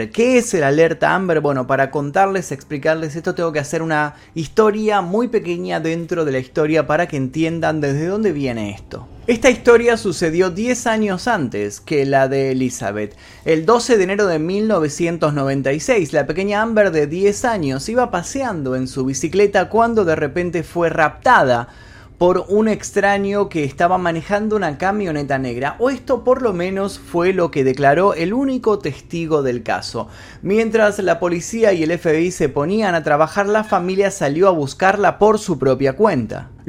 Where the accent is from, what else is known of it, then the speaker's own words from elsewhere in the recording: Argentina; En Argentina, por ejemplo, de donde soy yo, existe la alerta Sofía